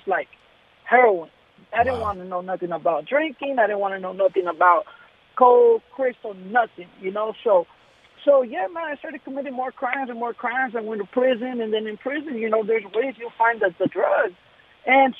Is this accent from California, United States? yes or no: yes; Los Angeles, California, United States; now in Hawthorne, United States; I grew up in North Hollywood.